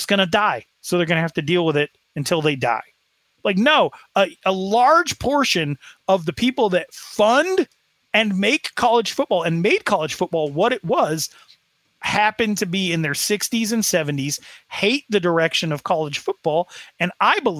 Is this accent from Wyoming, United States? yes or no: yes; Sheridan, Wyoming, United States; I am from Sheridan, Wyoming